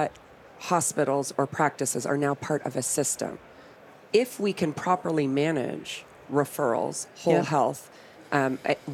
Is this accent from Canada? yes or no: yes; Canada; I'm Canadian